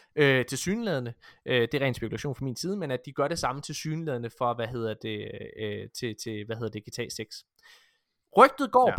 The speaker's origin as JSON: {"language": "Danish", "town": "Ølgod", "region": "Southern Denmark", "country": "Denmark", "said": "jeg kommer fra Ølgod"}